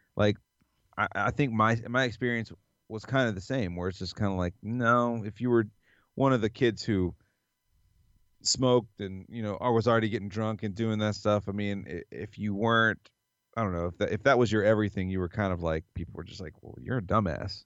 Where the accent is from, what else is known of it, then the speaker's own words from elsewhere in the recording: the South, United States; growing up in the South